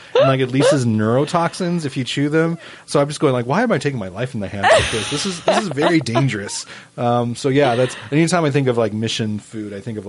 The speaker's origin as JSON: {"language": "English", "town": "Salt Lake City", "region": "Utah", "country": "United States", "tie": "born or raised there", "said": "I grew up in Salt Lake City"}